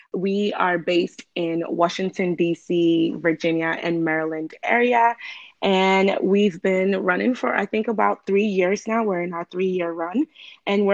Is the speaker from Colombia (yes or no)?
no; Ghana; moved away; I'm from Ghana, born and raised